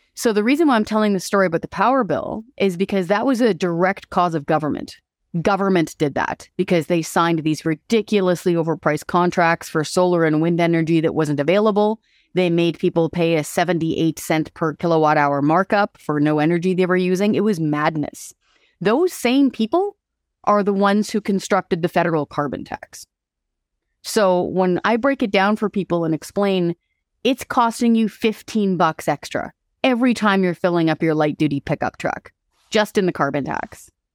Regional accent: Hope, British Columbia, Canada; moved away; also born or lived in Courtenay, Vancouver Island / Ottawa; I grew up in Hope

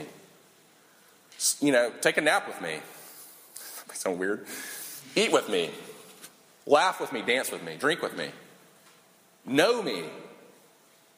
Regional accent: Sumter, South Carolina, United States; this tiny high school that we grew up in together in Sumter, South Carolina

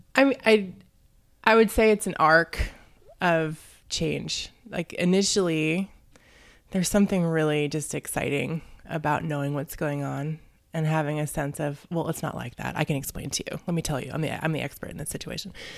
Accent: Tukwila, Washington, United States; I grew up in Tukwila.

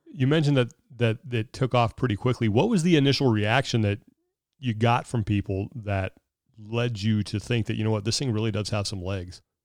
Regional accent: Sacramento, California, United States; I grew up in Sacramento

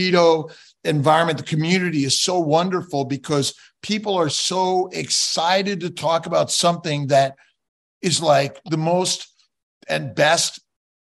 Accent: Los Angeles, California, United States; born and raised in Los Angeles

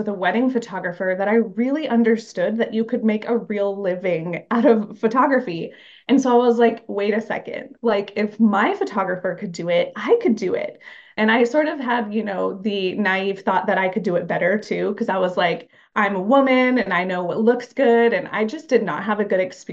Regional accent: Phoenix, Arizona, United States; also born or lived in Mesa, Arizona / New York; I was born in Phoenix, Arizona, and I currently live in Mesa, Arizona.

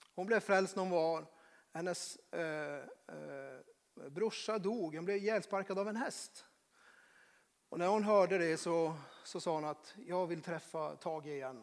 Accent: Norrbotten County, Sweden; moved away; Jag kommer från Norrbotten

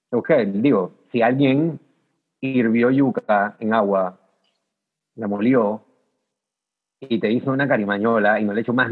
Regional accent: Panama; es como que el único dulce clásico con yuca que puedo pensar así como panameño, pues.

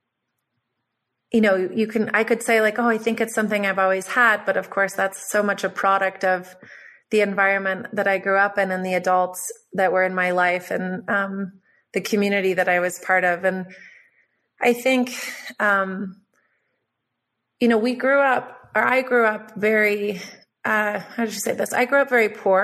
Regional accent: Boulder, Colorado, United States; I grew up in Boulder, so we had friends who were scientists at NIST and NOAA

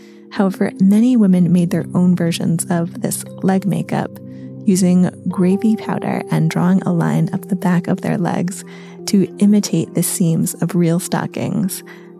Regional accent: United States; moved away as an adult; now in Folkestone, United Kingdom; I grew up in the US, where civilians did not experience the Nazis' destruction firsthand.

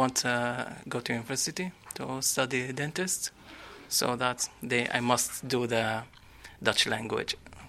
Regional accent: Saudi Arabia; English is a second language; moved away as an adult; now in Netherlands; from Saudi Arabia.

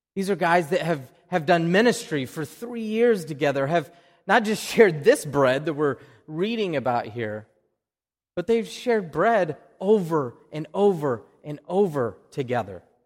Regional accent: Oklahoma, United States; accent: Oklahoma; now in Wakefield, United States; That's my Oklahoma accent

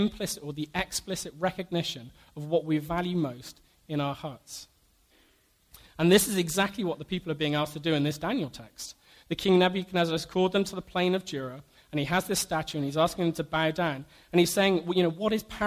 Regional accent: United Kingdom; Being British

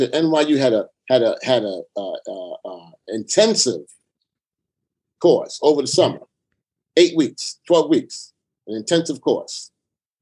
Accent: New York City, New York, United States; I grew up in the Lower East Side of Manhattan.

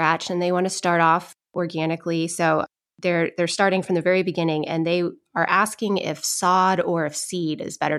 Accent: Boston, Massachusetts, United States; now in North Carolina, United States; I live in North Carolina now, but I'm from Boston

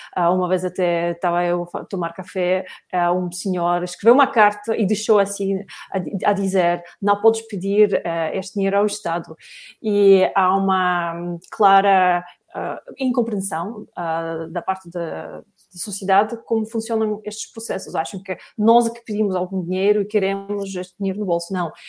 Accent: Russia; now in Portugal; eu também sou russa

